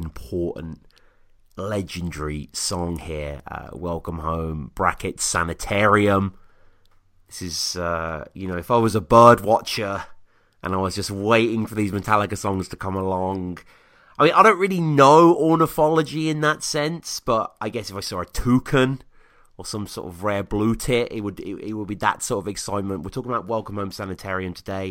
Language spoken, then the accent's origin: English; United Kingdom; I'm a Brit